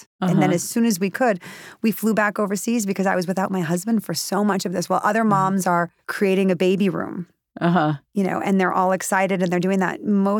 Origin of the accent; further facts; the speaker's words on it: Wisconsin, United States; he was born in Wisconsin, which is where I'm from